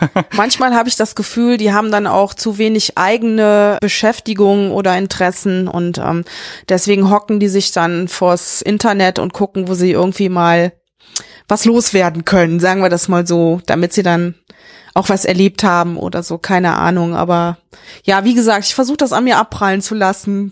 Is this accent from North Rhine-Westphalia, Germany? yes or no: yes; Mönchengladbach, North Rhine-Westphalia, Germany; now in Meckenheim, Germany; Ich komme ja aus Mönchengladbach, das war ja mit die Modehochburg, ne, mit Krefeld und Düsseldorf